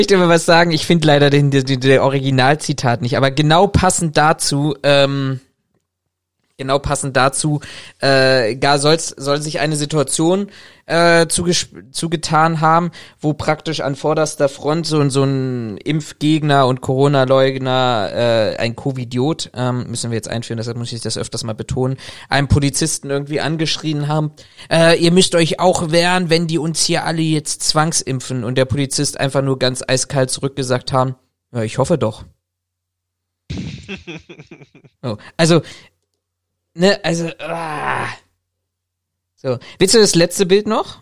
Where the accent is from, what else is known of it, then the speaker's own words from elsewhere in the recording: Berlin, Germany; als Berliner